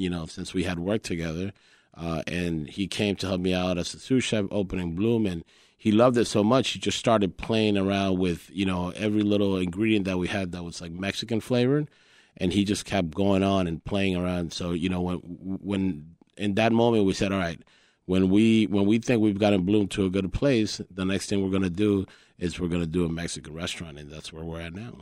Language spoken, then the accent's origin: English; Colombia; English is a second language; also born or lived in New York; now in Chicago, United States; I was born in New York and, and my childhood was raised in Colombia. When I came to the U S, I didn't speak English